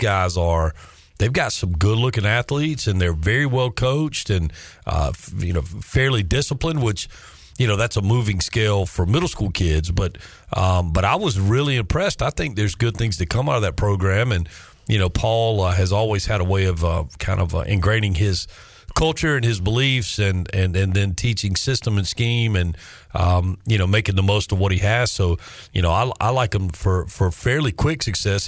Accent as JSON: {"language": "English", "town": "Charlotte", "region": "North Carolina", "country": "United States", "tie": "born or raised there", "moved": "yes", "lives_now": "Eastern North Carolina, United States", "said": "Growing up in Charlotte and still talking to people back in Charlotte"}